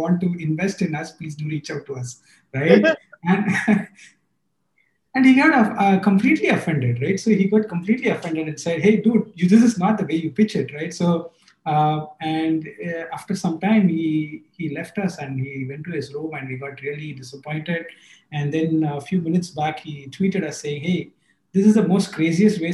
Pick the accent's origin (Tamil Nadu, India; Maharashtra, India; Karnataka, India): Tamil Nadu, India; Chennai; I come from Chennai, the hottest place in the south